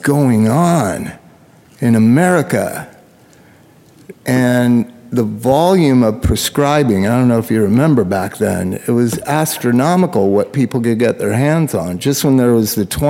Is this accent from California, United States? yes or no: yes; Southern California, United States; I grew up in Southern California instead of, you know, Cloquet, Minnesota